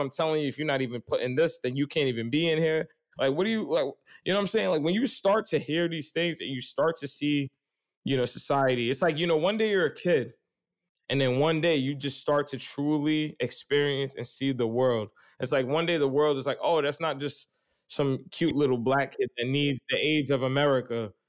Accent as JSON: {"language": "English", "town": "New York City", "region": "New York", "country": "United States", "tie": "born or raised there", "said": "growing up on Staten Island"}